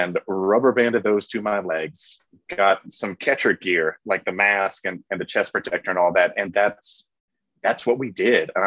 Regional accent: Frankfort, Kansas, United States; I grew up in Frankfort, Kansas

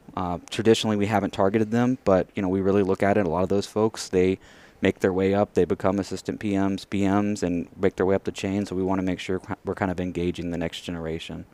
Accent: Merkel, Texas, United States; now in Houston, United States; I grew up in the Abilene area

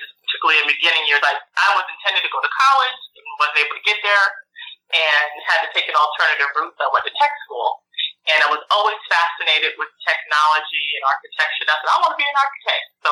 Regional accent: New York, United States; moved away; also born or lived in Florida / Indiana / Oklahoma; I grew up in New York, moved to Florida when my parents, I say they kidnapped me

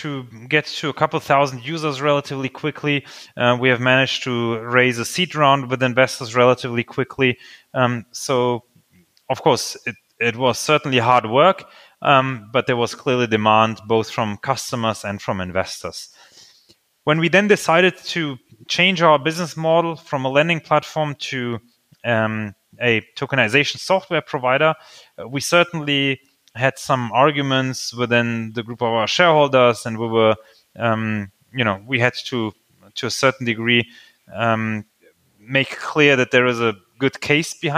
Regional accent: Germany; English is a second language; also born or lived in Slovakia; I actually was born in Slovakia, and we came to Germany when I was 4 years old. So I don't have a lot of memories to the time before we came to Germany, but I did grow up bilingually in Germany.

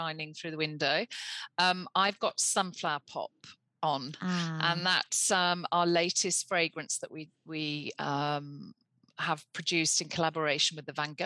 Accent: New York, United States; my days growing up in New York when I was going to gigs and parties

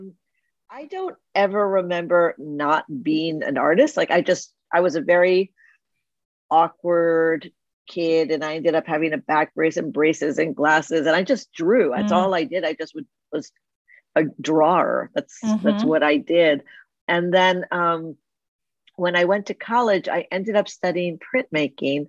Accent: New Jersey, United States; I grew up in New Jersey

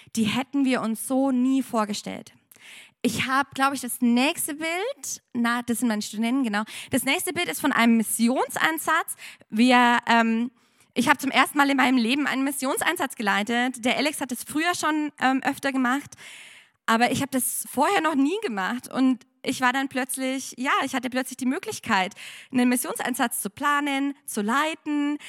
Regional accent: Germany; moved away as an adult; now in Penang, Malaysia; ich bin eigentlich aus Deutschland.

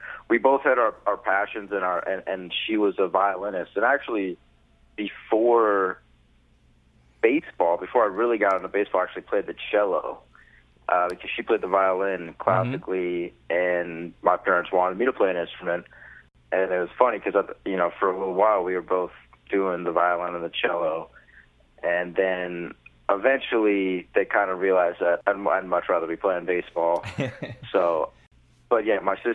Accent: Los Angeles, California, United States; also born or lived in Studio City; I live in the same house that I grew up in Sherman Oaks

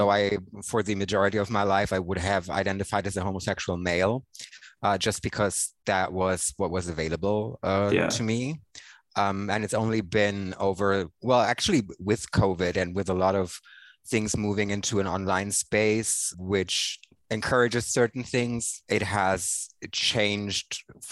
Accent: Hanover, Lower Saxony, Germany; moved away as an adult; also born or lived in southern Germany / Indonesia; now in Berlin, Germany; I was raised in Hanover, which is, you know, something that British people know because, you know, of the dynasty. Not a lot of other people outside of Germany know Hanover, but that's basically where my formative years were spent

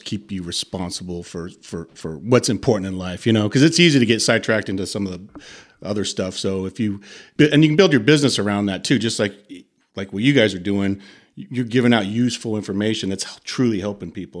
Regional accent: United States; moved away as an adult; also born or lived in Italy; I'm the American

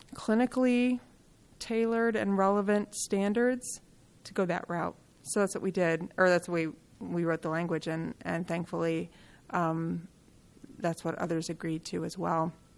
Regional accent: Kalamazoo, Michigan, United States; I grew up in Kalamazoo, Michigan

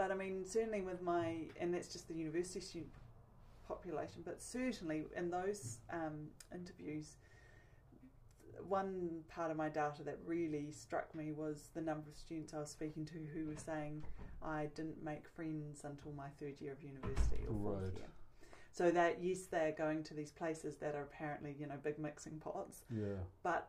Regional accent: New Zealand

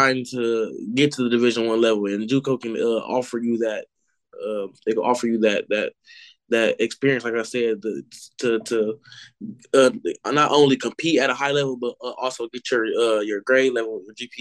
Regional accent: Milwaukee, Wisconsin, United States; we're from Milwaukee

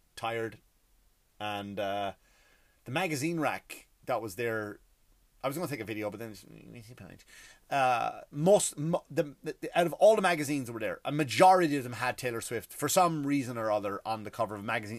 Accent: Ireland; I come from, I come from Ireland. I come from a country where we had our own martyrs

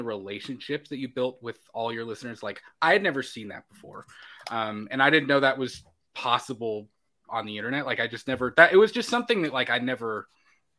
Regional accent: Florida, United States; now in Kentucky, United States; I'm originally from Florida

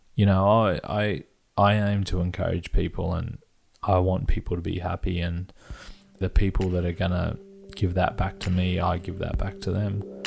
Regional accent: Perth, Western Australia, Australia; growing up in Perth, at one stage I was early teens, maybe.

